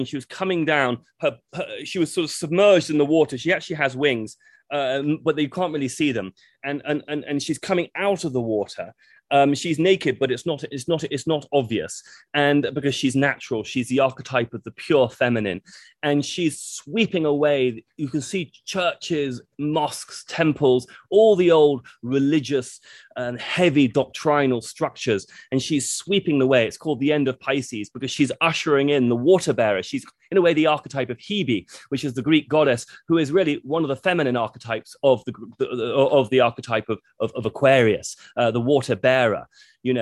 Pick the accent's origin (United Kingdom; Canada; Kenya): United Kingdom; being very British.